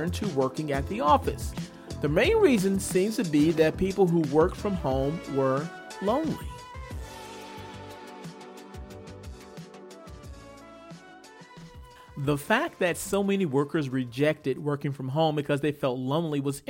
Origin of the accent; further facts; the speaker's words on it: Atlanta, Georgia, United States; my hometown, Atlanta, Georgia